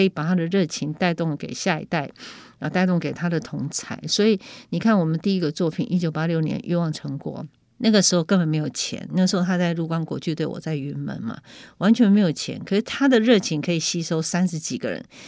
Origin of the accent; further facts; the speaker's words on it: Keelung, Taiwan; 因为我是从基隆出生的